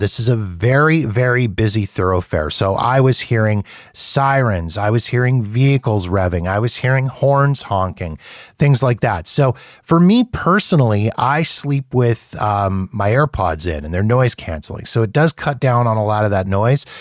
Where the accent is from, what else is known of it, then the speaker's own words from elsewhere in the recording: Canada; I'm Canadian